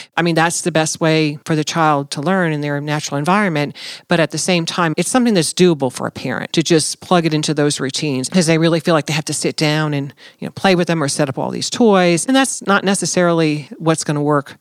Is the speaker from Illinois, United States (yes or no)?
no; New Jersey, United States; moved away as an adult; I'm originally from New Jersey